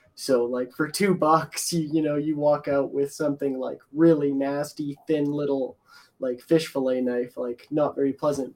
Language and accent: English; Edmonton, Alberta, Canada; I'm from Edmonton